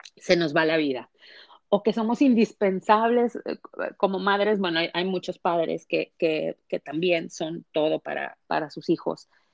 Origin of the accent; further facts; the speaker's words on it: Mexico; moved away as an adult; now in United States; en una familia eh, convencional mexicana, soy mexicana, a, emigrar a, este país, a Estados Unidos, de la frontera por la inseguridad